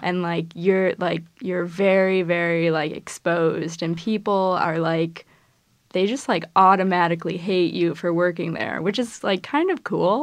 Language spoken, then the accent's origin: English; Midwest, United States; I'm from the Midwest